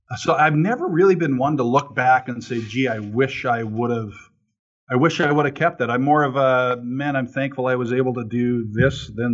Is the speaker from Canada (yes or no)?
yes; near Calgary, Alberta, Canada; where I grew up in near Calgary, Alberta, Canada